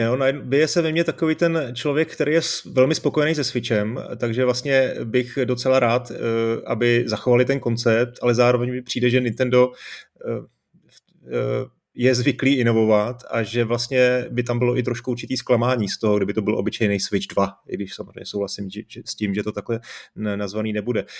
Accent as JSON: {"language": "Czech", "country": "Czechia", "said": "tady u nás v Čechách"}